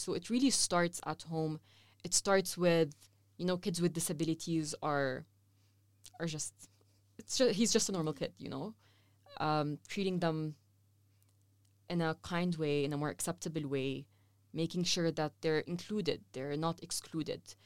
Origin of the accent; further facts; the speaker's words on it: Saudi Arabia; also born or lived in Lebanon; now in Amman, Jordan; I grew up in Saudi Arabia all my life